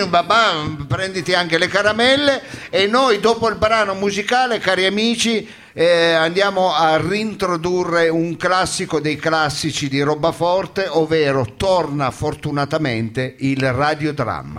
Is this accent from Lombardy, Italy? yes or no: no; Foggia, Apulia, Italy; io sono di Foggia